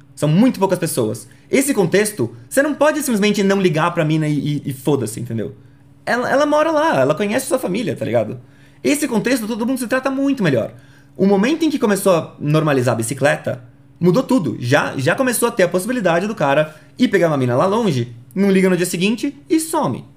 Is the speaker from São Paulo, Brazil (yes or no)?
yes; São Paulo, Brazil; Eu sou de São Paulo.